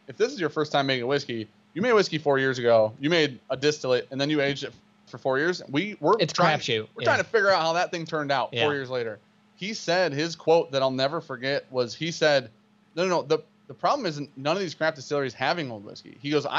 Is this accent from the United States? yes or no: yes; Michigan, United States; We're from Michigan.